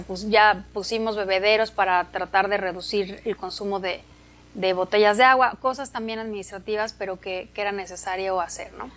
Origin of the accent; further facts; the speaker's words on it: Atizapán de Zaragoza, State of Mexico, Mexico; Yo soy del Estado de México, de Atizapán